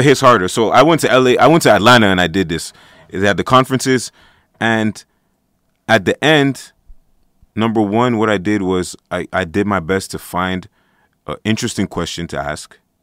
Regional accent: Montreal, Quebec, Canada; I'm an artist. I'm from Montreal, Canada.

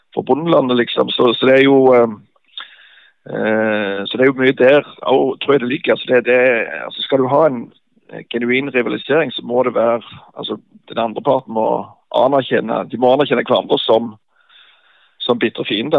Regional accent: Bryne, Rogaland, Norway; Bryne var jo heimplassen min

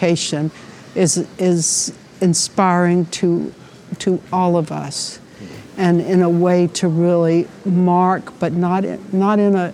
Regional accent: New York City, New York, United States; as a New Yorker

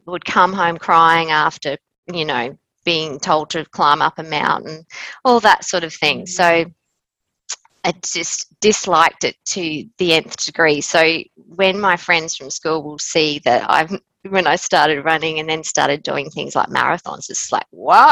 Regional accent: Queensland, Australia; moved away as an adult; now in Adelaide, Australia; I'm originally from Queensland

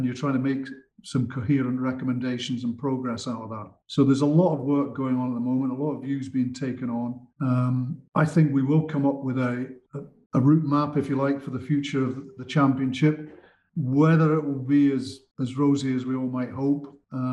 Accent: Scotland, United Kingdom; as a Scotsman

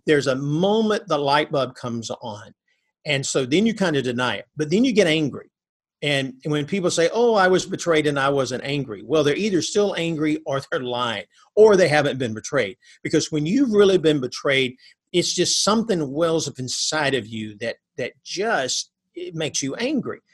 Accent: North Alabama, United States; I grew up in North Alabama.

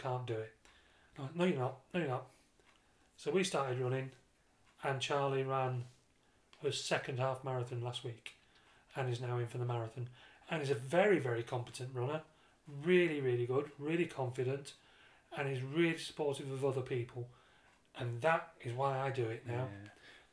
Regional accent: Dublin, Leinster, Ireland; I'm from Dublin.

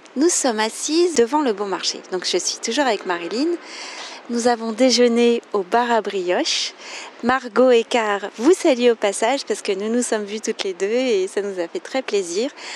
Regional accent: France; je suis française

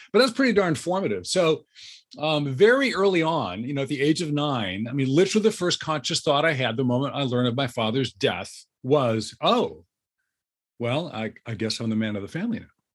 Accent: Southern California, United States; I grew up in Southern California

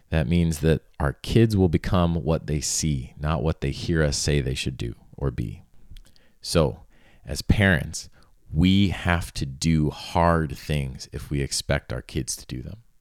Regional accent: South Florida, United States; I grew up in South Florida, and I grew up in a little horse town that was really kinda on the edge of the Everglades.

